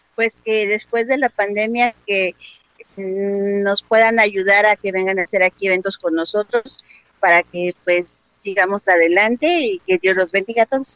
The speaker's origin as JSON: {"language": "Spanish", "region": "Mexico City", "country": "Mexico", "tie": "born or raised there", "also_born_or_lived": "Santa Cruz", "said": "nací en Santa Cruz, me llegó al y llegué a los seis años a la Vicente Guerrero"}